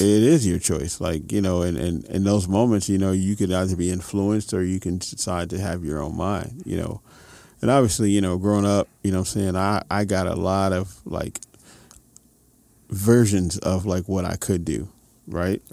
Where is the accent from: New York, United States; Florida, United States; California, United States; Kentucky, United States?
New York, United States; New York City; now in Los Angeles, United States; Music kid in New York City